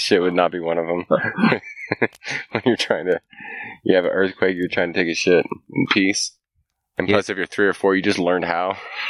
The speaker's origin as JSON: {"language": "English", "area": "Bay Area", "region": "California", "country": "United States", "tie": "born or raised there", "said": "I grew up in the Bay Area."}